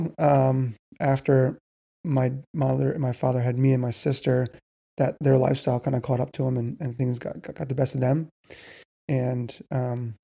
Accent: Reading, Pennsylvania, United States; now in Lancaster, United States; I grew up in Reading, Pennsylvania.

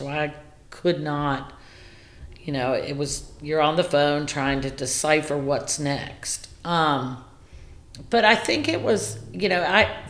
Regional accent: the South, United States; So because I grew up in the South, you just say, hey, how you doing?

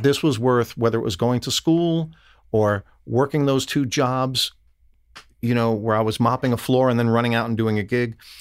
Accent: New York, United States; I'm an Italian from New York

